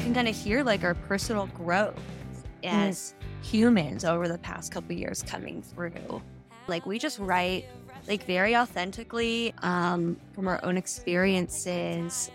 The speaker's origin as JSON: {"language": "English", "region": "small town Nebraska", "country": "United States", "tie": "born or raised there", "moved": "yes", "said": "I grew up in small town Nebraska."}